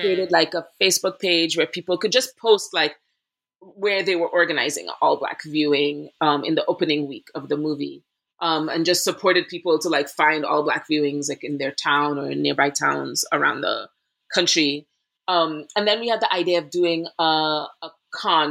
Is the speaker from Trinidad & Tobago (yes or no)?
yes; Trinidad & Tobago; moved away as an adult; also born or lived in Boston, Massachusetts; now in Brooklyn, New York, United States; went there for college after growing up in Trinidad and Tobago in the Caribbean